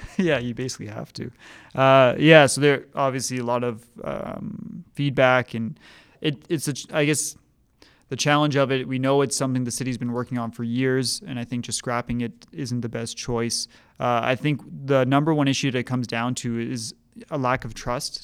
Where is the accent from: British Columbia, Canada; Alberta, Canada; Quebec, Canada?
Alberta, Canada; Edmonton; now in Calgary, Canada; I grew up in Edmonton